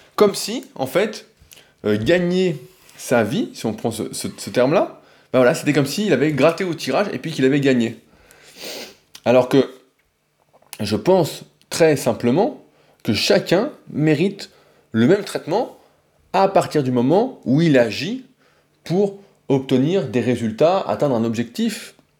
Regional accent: France; je suis français comme la plupart d'entre vous

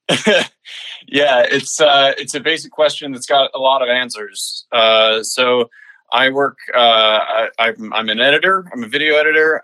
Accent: Stony Brook, New York, United States; moved away as an adult; I was born at a, a place called in a place called stony brook uh, which is uh, there's a big university right there. Um, and yeah, I lived there my whole life uh, up until college.

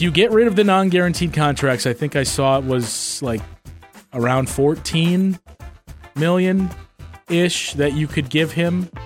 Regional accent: Waukesha, Wisconsin, United States; my hometown of Waukesha

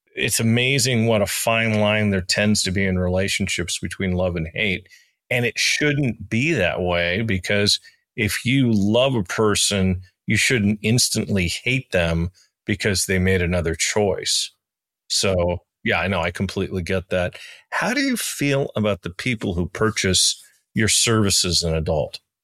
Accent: United States; moved away; my home country, not the one I live in, but in my home country, the United States.

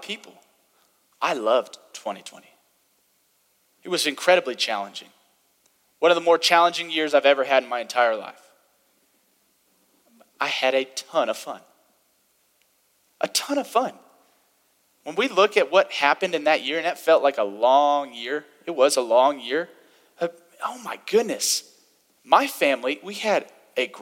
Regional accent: the Bible Belt, United States; I had the privilege of growing up in the Bible Belt a little bit to where it was part of the culture.

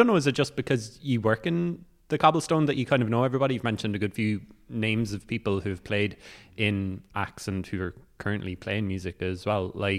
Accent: Rosscarbery, Munster, Ireland; I'm from Roscarbery, so I know DeBars very well.

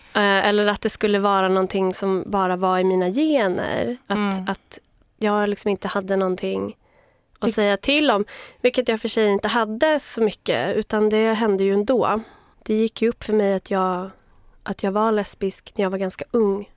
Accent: Vaxholm, Stockholm County, Sweden; also born or lived in Uppsala; Jag är född i Uppsala, uppvuxen utanför Stockholm, i Vaxholm

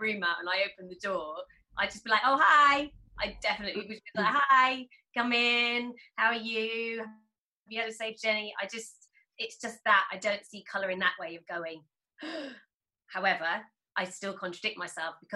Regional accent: United Kingdom; born or raised there

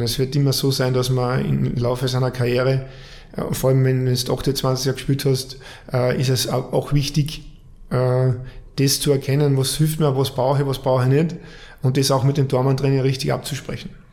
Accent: Carinthia, Austria; moved away; angefangen hat alles in, in Kärnten wie mit meinen anderen fünf Brüdern auch

